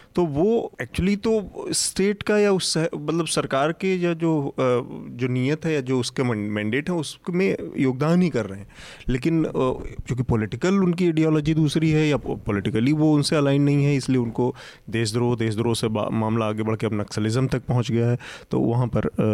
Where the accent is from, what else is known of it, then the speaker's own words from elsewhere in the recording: Azamgarh, Uttar Pradesh, India; मैं खुद आजमगढ़ का मूल निवासी हूँ